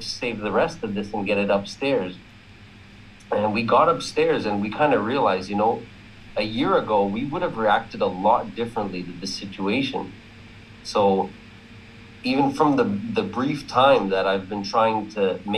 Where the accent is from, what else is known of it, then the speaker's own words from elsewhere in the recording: Ontario, Canada; I'm from Ontario, Canada.